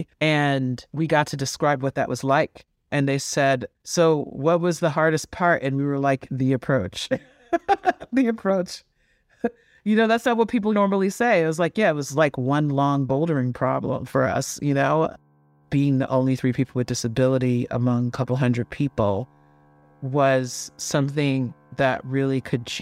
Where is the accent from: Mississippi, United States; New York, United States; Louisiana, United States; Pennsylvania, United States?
New York, United States; New York City; I grew up in Flatbush, Brooklyn, New York